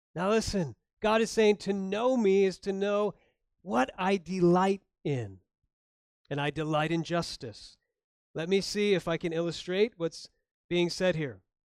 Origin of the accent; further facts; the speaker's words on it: Florida, United States; moved away; also born or lived in Chicago, Illinois; I grew up in Florida, born in Chicago